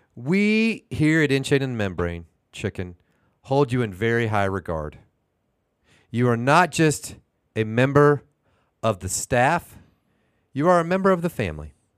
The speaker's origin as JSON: {"language": "English", "town": "Houston", "region": "Texas", "country": "United States", "moved": "yes", "lives_now": "Oklahoma City, United States", "said": "I'm from Houston"}